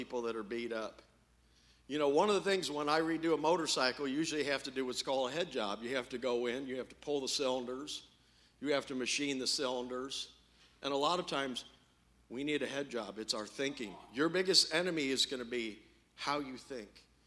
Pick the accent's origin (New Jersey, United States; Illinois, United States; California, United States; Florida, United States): Illinois, United States; Champaign; I'm from Champaign, Illinois